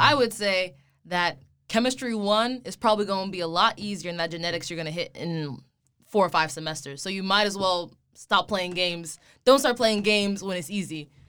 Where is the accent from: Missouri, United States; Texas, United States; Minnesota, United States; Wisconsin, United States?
Texas, United States; Plano; I grew up in Plano, Texas, which is outside of Dallas